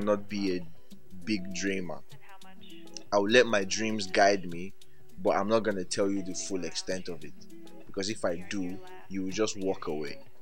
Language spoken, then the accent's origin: English; Ibadan, Oyo, Nigeria; moved away; also born or lived in Warri / Lagos; I was born in Warri, um, grew up in Ibadan, then moved to Lagos.